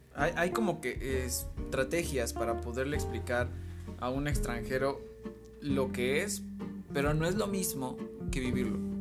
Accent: Mexico; que soy mexicano, que vivo mis tradiciones tan arraigadamente

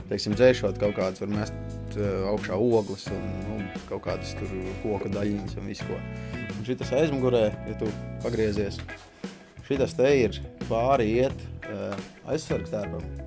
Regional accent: Priekule, South Kurzeme Municipality, Latvia; Putns es esmu no Priekulas.

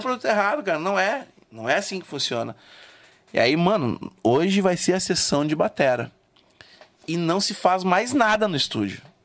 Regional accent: Rio Grande do Sul, Brazil; sou gaúcho

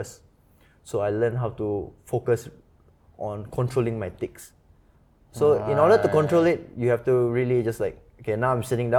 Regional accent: Singapore; also born or lived in United States; being Singaporean, living in Singapore, we are kind of pampered, no? We grow up with maids.

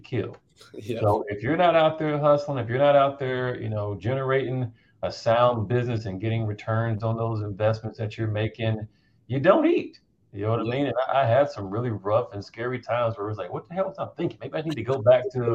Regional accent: North Carolina, United States; I grew up in North Carolina.

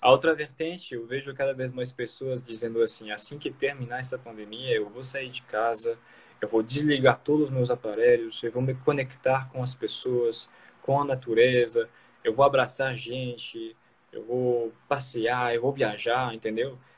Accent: France; Portuguese is a second language; moved away as an adult; also born or lived in Fortaleza, Brazil; sou nativo de uma cidade muito pequena, uh, rural, né, que fica na fronteira com a Bélgica

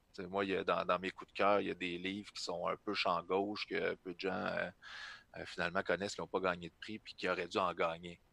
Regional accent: Trois-Rivières, Quebec, Canada; moved away; je viens de Trois-Rivières à la base

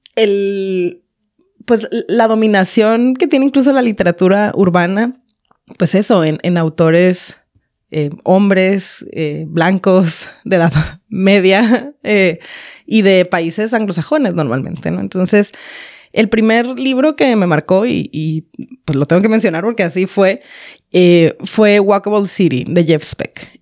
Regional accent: Baja California, Mexico; moved away as an adult; now in Monterrey, Mexico; Yo soy de otra ciudad, no soy de aquí, soy de Baja California

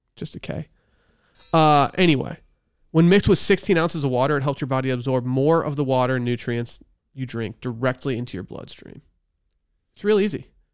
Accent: Northern Michigan, United States; now in Austin, United States; it's in my hometown in Michigan

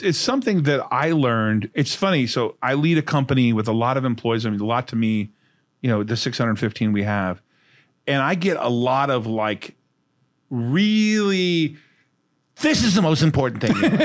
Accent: Fullerton, California, United States; also born or lived in Huntington Beach, California; I grew up in Hud Housing in Fullerton, California.

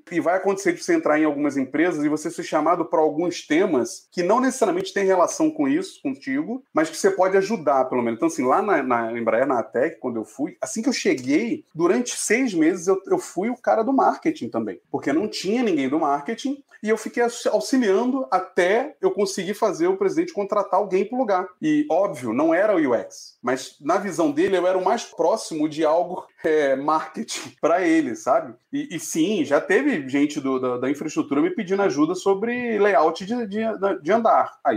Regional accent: Rio de Janeiro, Brazil; Sou carioca, então, Clécio eu vou lá para Fela Hype Nike Ipanema e vender minha arte.

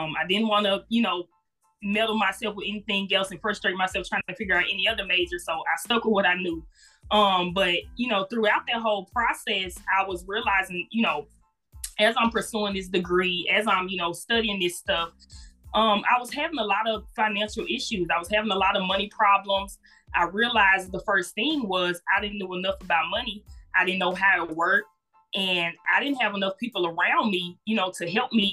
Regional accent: Jackson, Mississippi, United States; moved away as an adult; now in Memphis, United States; I'm originally from Jackson, Mississippi. I'm a current resident of Memphis, Tennessee. I did attend Jackson State University. Murrah High School is the high school I came from.

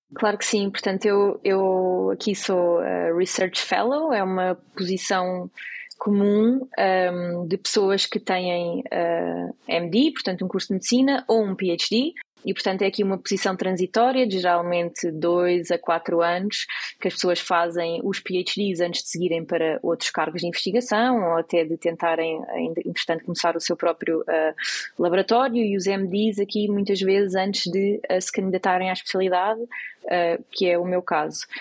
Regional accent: Portugal; moved away as an adult; now in United States; nós portugueses

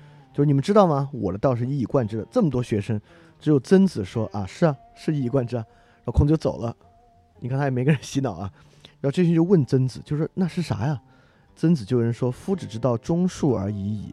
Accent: China; 我们中国人有一种观念啊

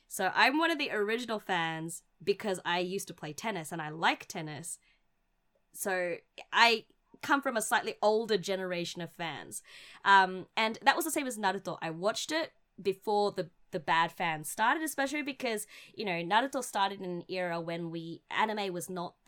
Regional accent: Australia; where we grew up in Australia

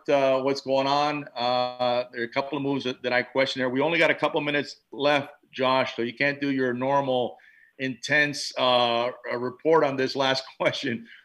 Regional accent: New York City, New York, United States; having been born in the city

